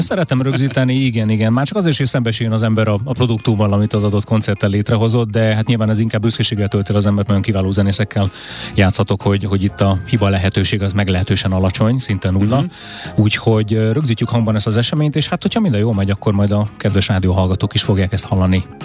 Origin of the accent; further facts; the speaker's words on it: Budapest, Hungary; az én történetem is Budapesten kezdődik, hiszen itt születtem, itt nőttem föl, itt élek a, a mai napig